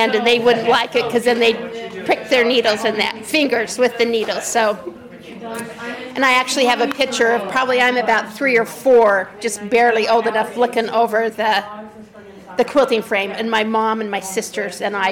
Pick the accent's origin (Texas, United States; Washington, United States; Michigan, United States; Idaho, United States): Idaho, United States; Rexburg; now in Pelham, United States; I grew up in Rexburg, Idaho. Currently I live in Pelham, New York.